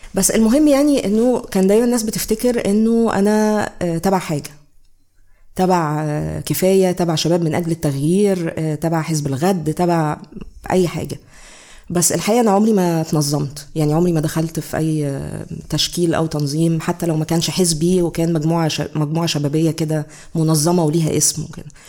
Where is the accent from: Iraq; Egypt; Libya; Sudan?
Egypt; عندنا في مصر